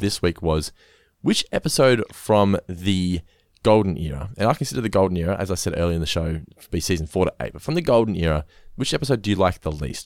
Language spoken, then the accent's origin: English; Norlane, Victoria, Australia; where I grew up in Norlane